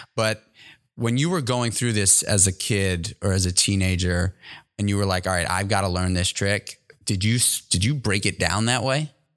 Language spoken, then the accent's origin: English; New York City, New York, United States; I grew up in New York City in Manhattan